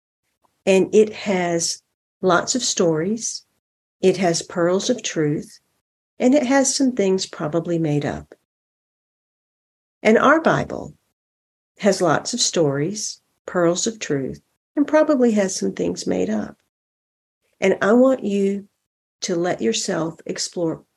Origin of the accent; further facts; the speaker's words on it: the South, United States; And I am in the South. I am in South Carolina. I grew up in the South.